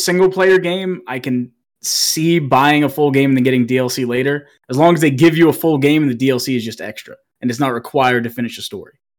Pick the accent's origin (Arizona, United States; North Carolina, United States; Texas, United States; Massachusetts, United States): Massachusetts, United States; now in Kentucky, United States; I am originally from Massachusetts. I live in Kentucky now